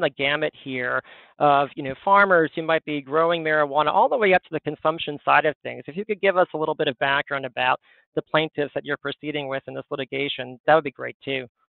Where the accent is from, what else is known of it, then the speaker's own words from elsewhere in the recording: Western Massachusetts, United States; I grew up in Western Massachusetts